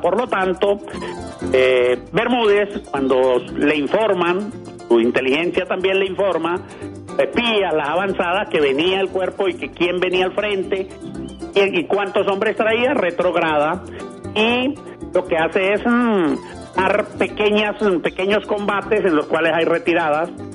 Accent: Pregonero, Táchira, Venezuela; now in Boconó, Venezuela; Yo soy de un pueblo que llama Pregonero, en el estado Táchira, vivo en Boconó

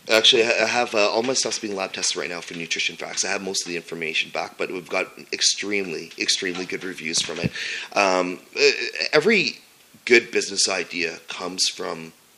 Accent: Sudbury, Ontario, Canada; I was born and raised in Sudbury, Ontario

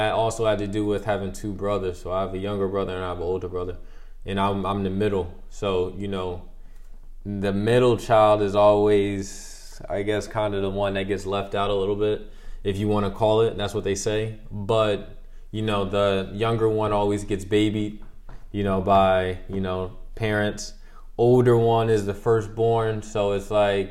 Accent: Scotch Plains, New Jersey, United States; moved away as an adult; now in Antwerp, Belgium; I'm from Scotch Plains, New Jersey. I was born July 17th, 1993.

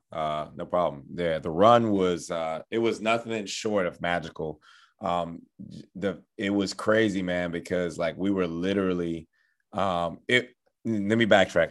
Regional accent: Houston, Texas, United States; moved away as an adult; also born or lived in Bahamas; now in Beaumont, United States; even though I'm from the Bahamas, just being in Houston my entire life

